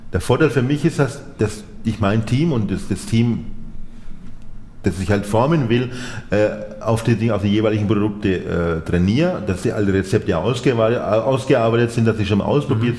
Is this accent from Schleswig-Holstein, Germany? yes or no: no; Nuremberg, Bavaria, Germany; moved away as an adult; also born or lived in Spain; now in Fürth, Germany; ich bin geborener Nürnberger